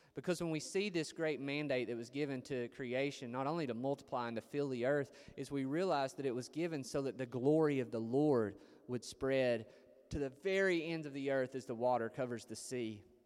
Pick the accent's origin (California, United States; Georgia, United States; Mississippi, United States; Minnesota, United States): Georgia, United States; Chatsworth; moved away as an adult; also born or lived in Chicago; I went to Chicago from Chatsworth, Georgia.